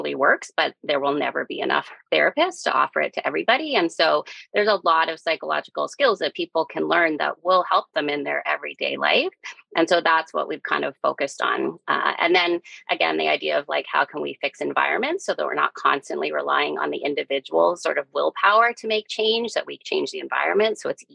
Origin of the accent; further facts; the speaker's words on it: Calgary, Alberta, Canada; moved away as an adult; now in Halifax, Canada; I'm born and raised in Calgary, but I've been in Halifax since 2007